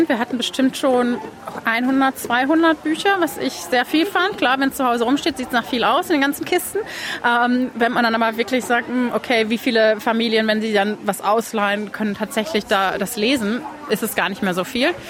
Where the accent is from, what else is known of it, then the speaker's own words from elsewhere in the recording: Hamm, North Rhine-Westphalia, Germany; moved away as an adult; now in Melbourne, Australia; ich komme eigentlich aus Hammestfalen in Deutschland, aus der Nähe von Dortmund. Und ich hab, bin seit 2011 hier, habe einen australischen Partner kennengelernt, 2011 direkt.